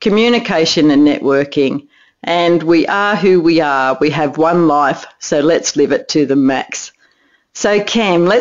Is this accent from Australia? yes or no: yes; Australia; my home country, Australia